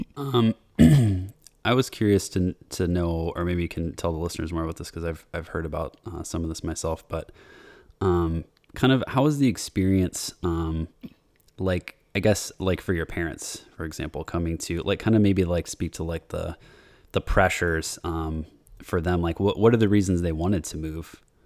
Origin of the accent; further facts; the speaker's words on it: United States; since I'm American, even my family is from, like, uh, Portugal and Italy